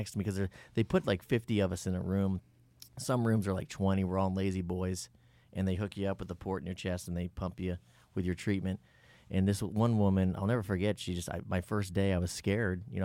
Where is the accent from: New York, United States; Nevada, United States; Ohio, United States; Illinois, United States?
Ohio, United States; Cincinnati; I grew up in Cincinnati, Ohio.